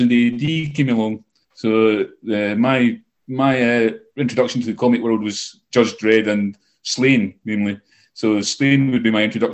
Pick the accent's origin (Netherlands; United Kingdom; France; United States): United Kingdom; Scotland; also born or lived in Britain; now in Canada; I'm a Scotsman living in Canada.